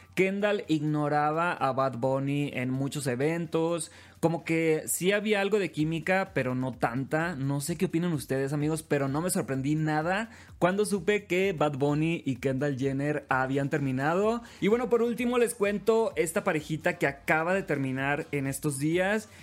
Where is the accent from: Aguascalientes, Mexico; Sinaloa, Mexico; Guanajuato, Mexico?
Sinaloa, Mexico; Los Mochis; moved away; desde mi ciudad natal, desde Los Mochis, Sinaloa, la ciudad que me vio crecer